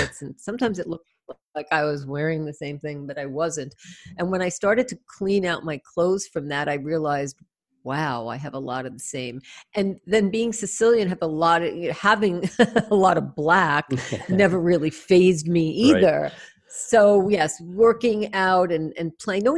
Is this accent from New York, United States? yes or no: yes; New York, United States; accent: New York; my New York accent